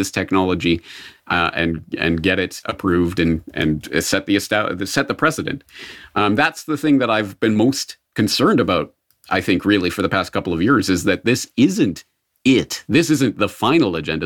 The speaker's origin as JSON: {"language": "English", "country": "Canada", "tie": "born or raised there", "said": "being born in Canada, I was from birth, uh, steeped in the quasi-socialist, mostly socialist kind of ethos of Canada."}